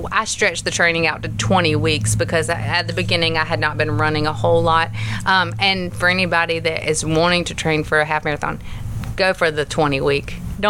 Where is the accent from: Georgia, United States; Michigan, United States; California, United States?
Georgia, United States; Hazelhurst; I'm from Hazelhurst.